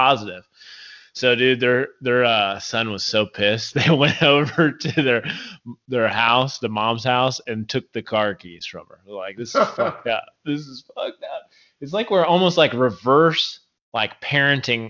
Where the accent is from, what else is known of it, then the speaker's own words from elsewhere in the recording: Indianapolis, Indiana, United States; moved away; my hometown, Indianapolis